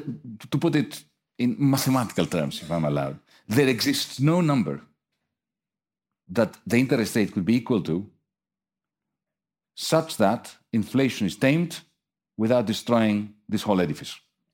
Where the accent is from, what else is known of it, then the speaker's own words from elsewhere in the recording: Athens, Attica, Greece; I come from Athens.